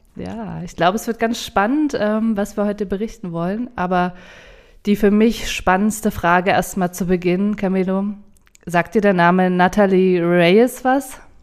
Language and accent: German; Potsdam, Brandenburg, Germany; ich bin Potsdamer